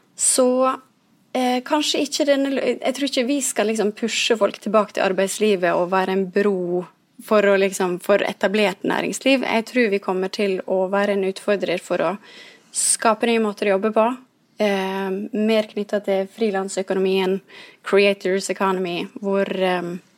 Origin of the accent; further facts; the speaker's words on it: Ulsteinvik, Møre og Romsdal, Norway; Jeg kommer jo fra Ulsteinvik, som er fra øya